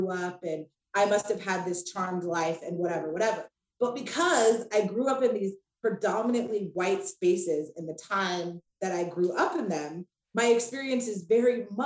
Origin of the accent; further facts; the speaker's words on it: Spokane, Washington, United States; and then when I grew up in Spokane, right? Like, you know, even though I am the light-skinned chick, like there's not a lot of black people around.